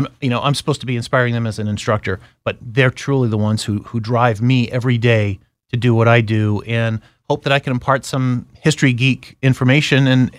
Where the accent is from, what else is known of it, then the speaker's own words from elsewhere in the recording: New England, United States; I grew up in New England